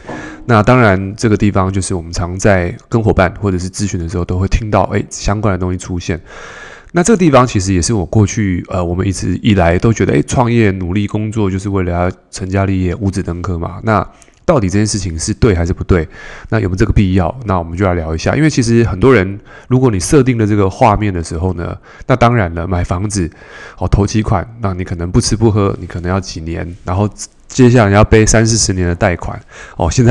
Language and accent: Chinese; Taipei, Taiwan; 因为我我从小就台北市长大嘛。